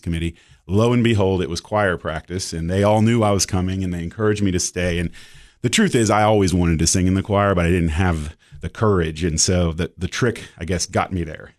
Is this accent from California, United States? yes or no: yes; Marin County, Northern California, United States; moved away; also born or lived in Knoxville, Tennessee / Kentucky; then we moved to first Southern California and then the Marin County, Northern California